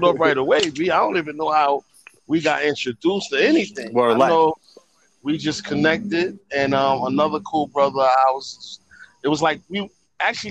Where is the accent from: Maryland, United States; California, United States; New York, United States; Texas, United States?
New York, United States; New York City; I'm from Brooklyn